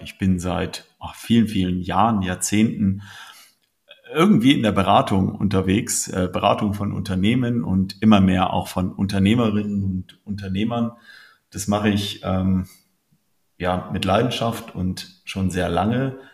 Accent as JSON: {"language": "German", "region": "Bremen", "country": "Germany", "tie": "born or raised there", "also_born_or_lived": "Munich / United States", "moved": "yes", "said": "Ich bin gebürtig aus Bremen, war viele Jahre äh, in München lebend äh, und in den USA"}